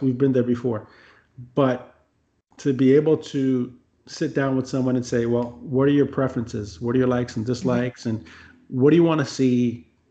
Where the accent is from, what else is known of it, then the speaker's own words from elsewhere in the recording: United States; as an American